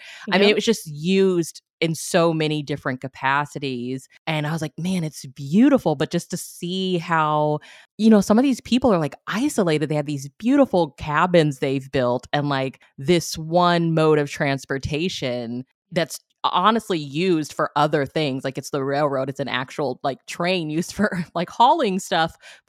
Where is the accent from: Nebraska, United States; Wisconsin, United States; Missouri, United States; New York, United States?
Missouri, United States; like, I'm from Missouri, and like the part of Missouri I'm from, like the railroad has such a like huge history.